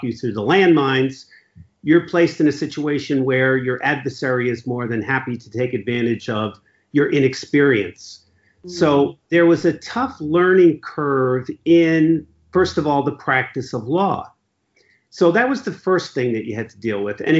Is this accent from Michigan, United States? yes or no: no; Ridgefield, Connecticut, United States; I grew up in Ridgefield, Connecticut, where I currently practice law